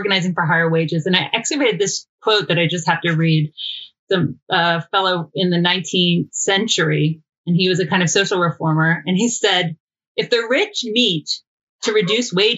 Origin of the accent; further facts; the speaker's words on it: Georgia, United States; we're both from Georgia.